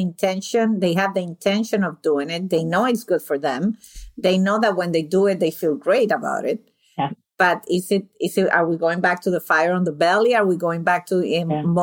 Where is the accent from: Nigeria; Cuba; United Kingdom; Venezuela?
Venezuela; now in United States; I consider myself European, South American, because I was born and raised in Venezuela from Italian parents